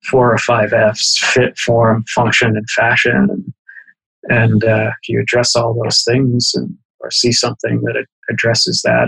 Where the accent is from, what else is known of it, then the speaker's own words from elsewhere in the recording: Boston, Massachusetts, United States; as a kid growing up in Boston